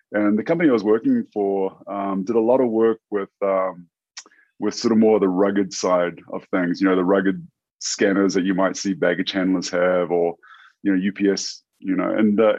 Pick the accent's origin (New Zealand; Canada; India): New Zealand; for those who aren't familiar with New Zealand, It's a couple of islands, conveniently labeled North Island and South Island